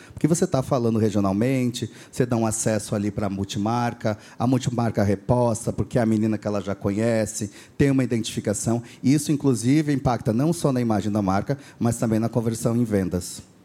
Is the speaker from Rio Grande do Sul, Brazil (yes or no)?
yes; Rio Grande do Sul, Brazil; accent: gaúcho; eu sou ah, nascido então no Rio Grande do Sul